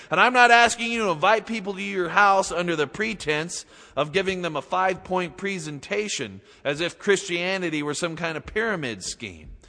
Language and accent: English; Utah, United States; moved away as an adult; also born or lived in Seattle; growing up in Utah